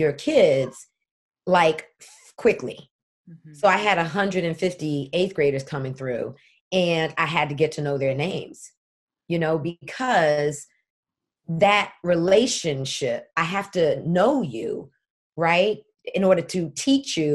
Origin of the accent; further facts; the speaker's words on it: East Orange, New Jersey, United States; we were raised in the Black community, the African American community in East Orange, New Jersey